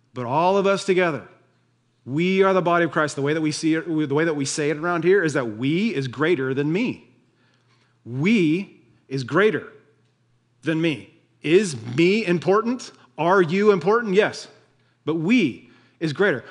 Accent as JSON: {"language": "English", "country": "United States", "said": "we're Americans"}